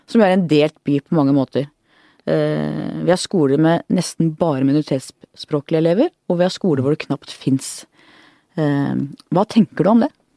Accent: Oslo, Norway; jeg er fra Manglerud

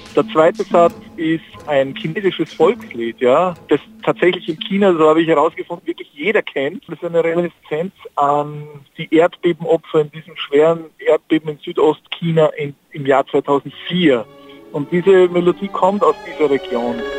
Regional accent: Austria; ich bin ja Österreicher

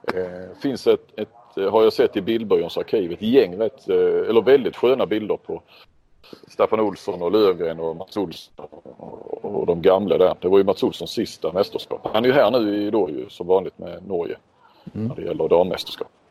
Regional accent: Sweden; jag är från Sverige

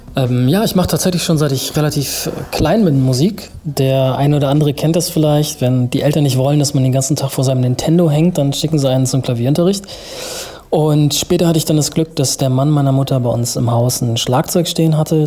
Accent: Münster, North Rhine-Westphalia, Germany; in der Nähe meiner Heimat Münster

